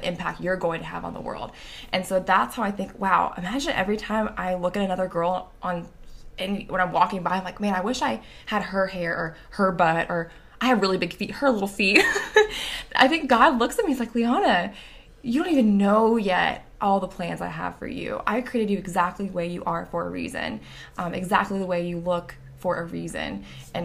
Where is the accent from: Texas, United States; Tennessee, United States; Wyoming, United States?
Tennessee, United States; I'm from Tennessee